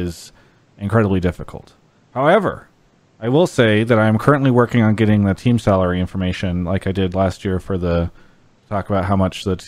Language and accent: English; San Diego, California, United States; moved away; San Diego, where I'm from. I really miss living down there sometimes.